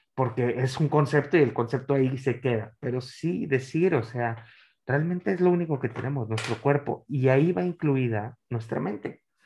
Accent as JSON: {"language": "Spanish", "town": "Monterrey", "region": "Nuevo León", "country": "Mexico", "said": "yo soy nacido, en, pues, soy, regio"}